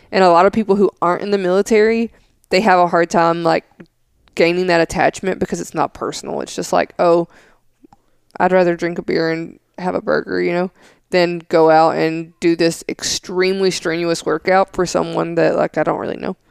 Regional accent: Smithville, Tennessee, United States; where I grew up in Smithville, Tennessee

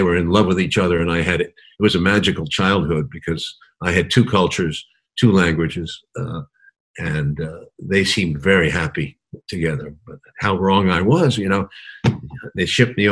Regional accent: New York City, New York, United States; I grew up in Manhattan

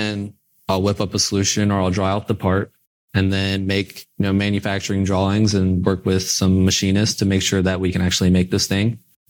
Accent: Indiana, United States; growing up in Indiana

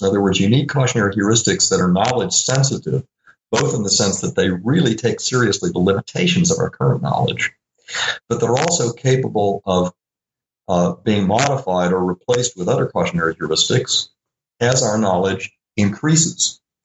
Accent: Little Rock, Arkansas, United States; I grew up in Little Rock, Arkansas

